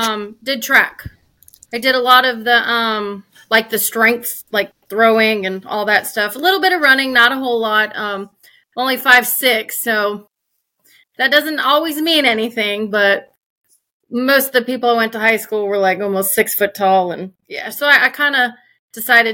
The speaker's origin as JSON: {"language": "English", "region": "Florida Panhandle", "country": "United States", "tie": "born or raised there", "also_born_or_lived": "Minnesota", "said": "I was born in Minnesota, but I grew up in the Florida Panhandle. I've been here pretty much my whole life"}